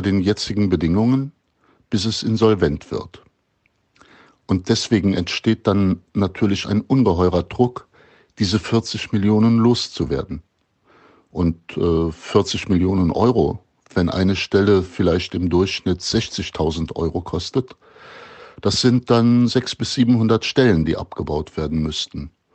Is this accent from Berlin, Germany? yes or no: no; the area around Cologne, North Rhine-Westphalia, Germany; Ich komme ja aus der Gegend um Köln